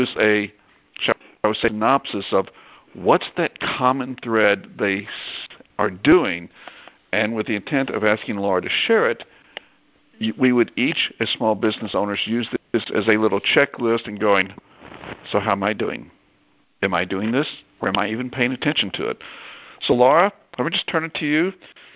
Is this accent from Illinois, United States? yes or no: no; Arkansas, United States; my home state of Arkansas.